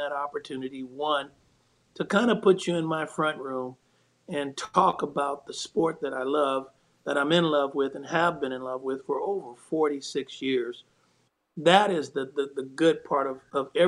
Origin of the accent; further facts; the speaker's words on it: Bay Area, California, United States; growing up in the Bay Area